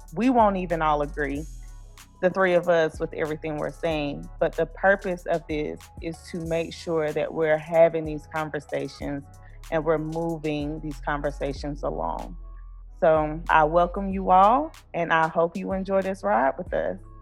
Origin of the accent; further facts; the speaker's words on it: Blue Ridge Mountains of North Carolina, United States; I'm from the Blue Ridge Mountains of North Carolina.